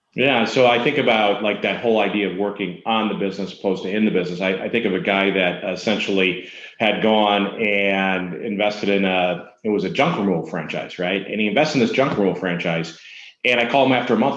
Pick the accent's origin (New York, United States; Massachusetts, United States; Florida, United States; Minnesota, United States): Minnesota, United States; I'm from Minnesota